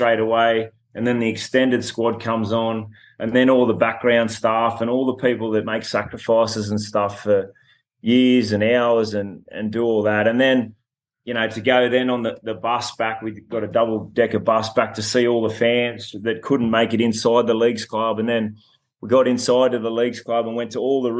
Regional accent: Dubbo, New South Wales, Australia; we actually had one of the games in my hometown in Dubbo at Apex Oval

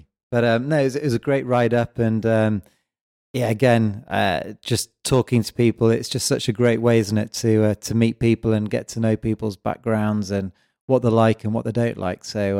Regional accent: England, United Kingdom; now in Switzerland; I'm originally from England, and I moved out to Switzerland and Valais primarily to ski.

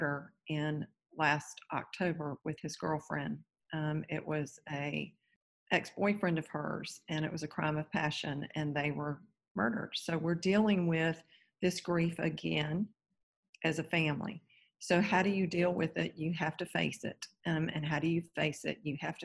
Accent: Raleigh, North Carolina, United States; now in Naples, United States; I'm originally from Raleigh, North Carolina. I'm in Naples, Florida today

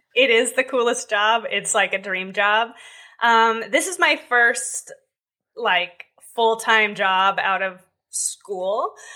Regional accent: Southern California, United States; I grew up in Southern California

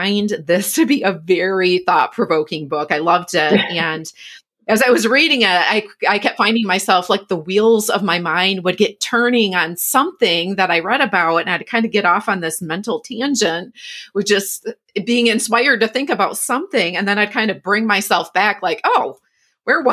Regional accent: Michigan, United States; moved away; my home state of Michigan

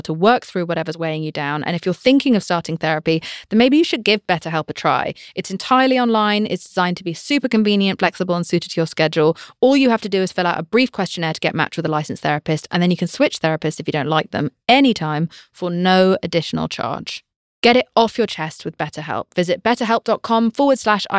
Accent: United Kingdom; I'm British.

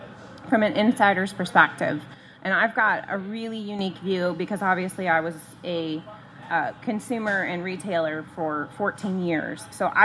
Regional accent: Midwest, United States; now in Arizona, United States; growing up in the Midwest and where there were breweries all over the place

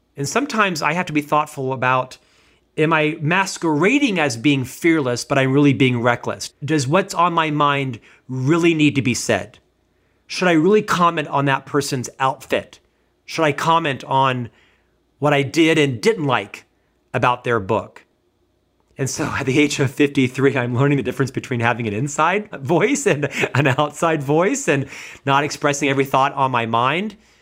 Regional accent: United States; as an American

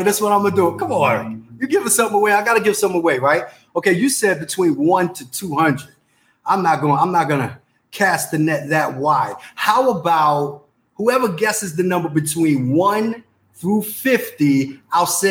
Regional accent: New York City, New York, United States; I'm from the Bronx, New York. I'm an 80s baby.

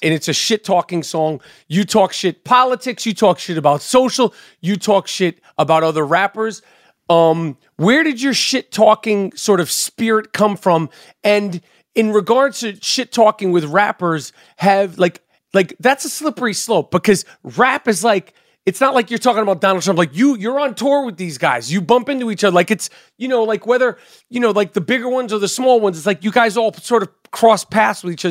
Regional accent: New York City, New York, United States; when I was growing up in New York City

